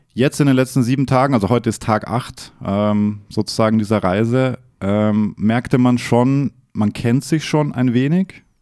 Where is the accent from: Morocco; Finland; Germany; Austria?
Austria; ich wurde oft aufgezogen wegen meiner österreichischen